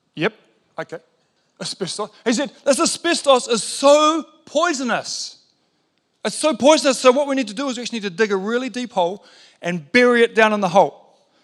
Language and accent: English; New Zealand; being a Kiwi bloke